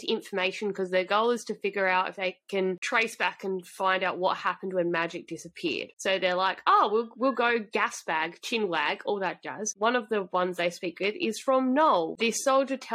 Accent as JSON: {"language": "English", "country": "Australia", "said": "we're just Australian"}